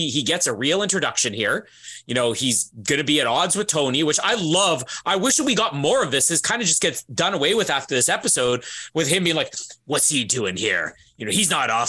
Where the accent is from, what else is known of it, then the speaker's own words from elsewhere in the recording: Winnipeg, Manitoba, Canada; my hometown of Winnipeg